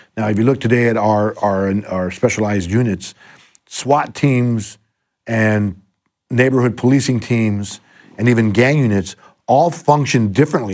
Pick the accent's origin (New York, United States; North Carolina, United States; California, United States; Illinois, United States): California, United States; Los Angeles; also born or lived in La Puente / West Covina; I've been an L A kid my whole life. I was born in, uh, East L A in, uh, Belvedere Heights